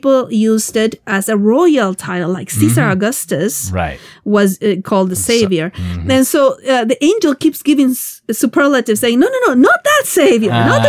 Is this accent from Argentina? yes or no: yes; Argentina; moved away; I'm from Argentina